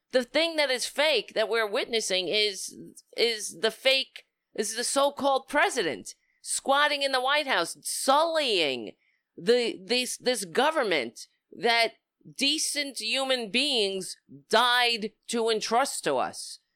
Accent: United States; as an American

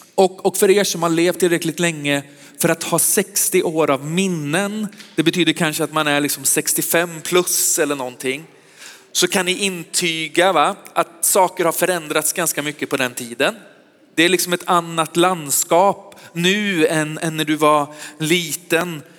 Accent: Västergötland, Västra Götaland, Sweden; also born or lived in Sköndal, Stockholm; now in Stockholm, Sweden; Jag är västgöte egentligen

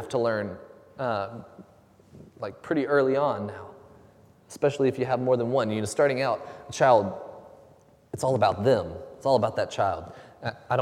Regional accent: Huntsville, Alabama, United States; I grew up in North Alabama, just outside of Huntsville

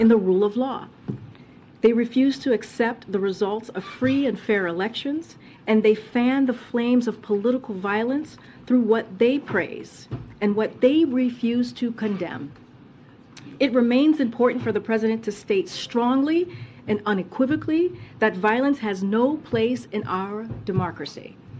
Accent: New York, United States; as a New Yorker myself

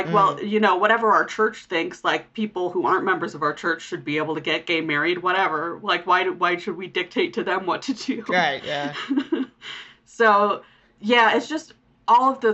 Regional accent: Utah, United States; growing up in Utah

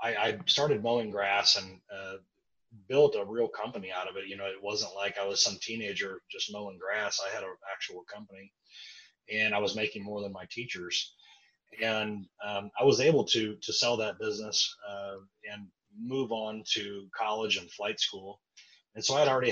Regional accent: Kansas City, United States; I grew up in Kansas City

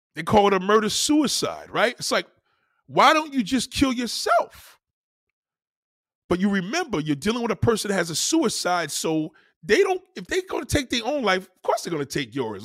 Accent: New York, United States; as a New Yorker, I'm, I, I'm so much in pride of my, my, my state and my city

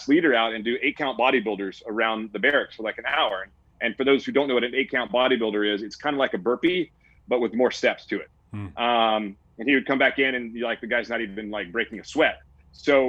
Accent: Mississippi, United States; moved away as an adult; also born or lived in Virginia Beach, Virginia / San Diego, California / Oahu, Hawaii; I grew up in Mississippi.

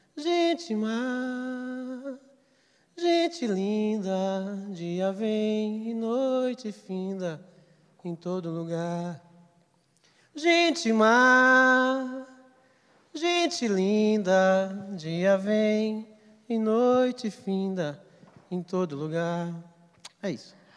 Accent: Amazon, Pará, Brazil; eu sou amazônida, nasci no estado do Pará

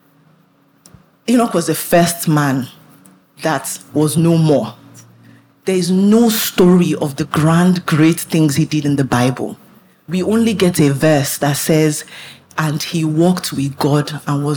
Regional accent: Nigeria; I was born in Nigeria.

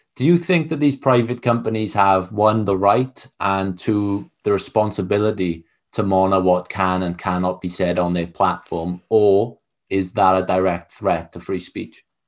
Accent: Wales, United Kingdom; I'm not from England, I'm from Wales

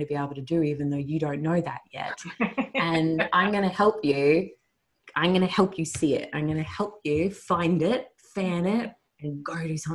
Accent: Australia; my home country

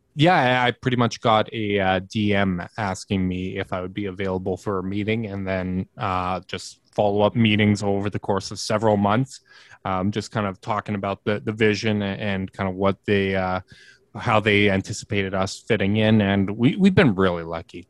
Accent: Winnipeg, Manitoba, Canada; I'm from Winnipeg, uh, born and raised.

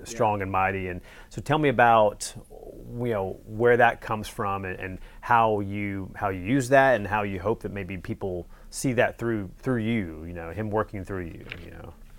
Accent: North Carolina, United States; I'm from North Carolina as well

